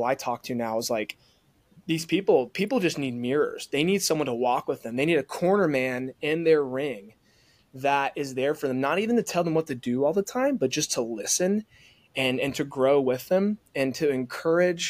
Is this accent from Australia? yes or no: no; the South, United States; growing up in the South